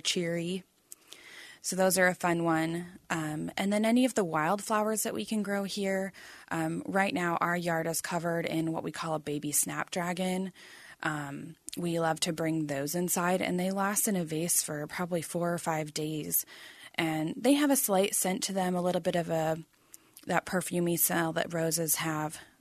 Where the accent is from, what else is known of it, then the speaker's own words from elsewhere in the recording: Arizona, United States; also born or lived in Phoenix, Arizona; I am an Arizona native. I grew up in Phoenix for the beginning of my childhood, and then I lived in northern Arizona through the end of high school